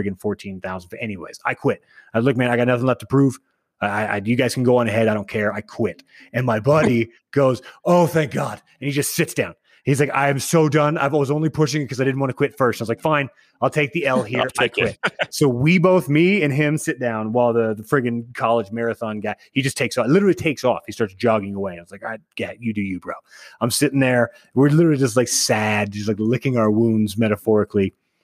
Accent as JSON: {"language": "English", "town": "Austin", "region": "Texas", "country": "United States", "tie": "born or raised there", "moved": "yes", "said": "I grew up in Texas. There's not like at least in Austin, Texas, there's not like a place to hike, as I recall"}